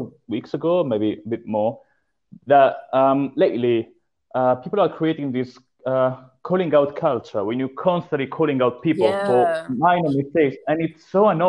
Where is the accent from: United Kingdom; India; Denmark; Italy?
Italy; born or raised there; moved away as an adult